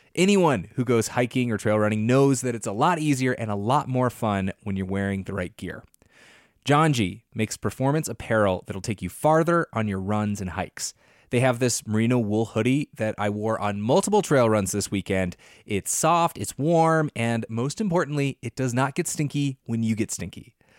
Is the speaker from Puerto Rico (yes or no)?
no; British Columbia, Canada; moved away; I grew up partially in British Columbia